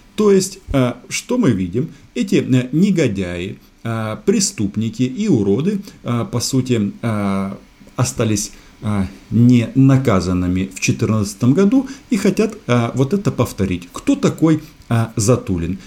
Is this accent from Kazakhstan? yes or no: no; Ukraine; now in Moscow, Russia